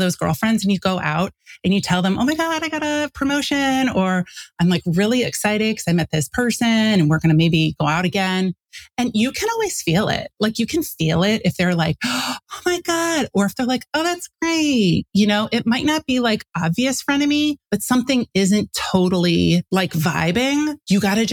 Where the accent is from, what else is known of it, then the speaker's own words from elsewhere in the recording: St. Louis, Missouri, United States; moved away as an adult; also born or lived in Chicago, Illinois; I grew up in St. Louis.